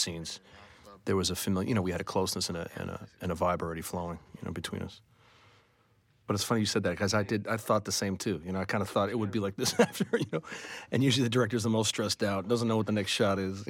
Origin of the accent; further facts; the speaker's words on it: New York City, New York, United States; I grew up in New York City at like a kind of liberal arts high school